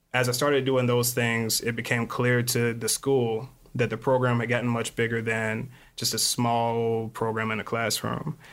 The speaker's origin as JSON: {"language": "English", "town": "Lexington", "region": "Kentucky", "country": "United States", "also_born_or_lived": "Phoenix, Arizona / Glendale, Arizona", "moved": "as an adult", "lives_now": "Chicago, United States", "said": "I'm actually from Lexington, Kentucky"}